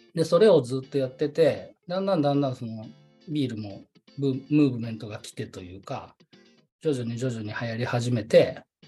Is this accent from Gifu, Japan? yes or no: yes; Nakatsugawa, Gifu, Japan; moved away as an adult; now in Nagoya, Japan; 岐阜県中津川市で生まれ育ちました。